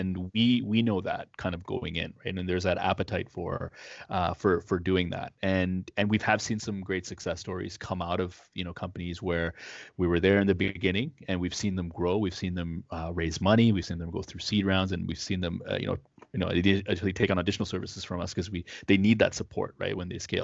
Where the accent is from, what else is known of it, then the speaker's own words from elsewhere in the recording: Toronto, Ontario, Canada; now in Ottawa, Canada; I grew up in Toronto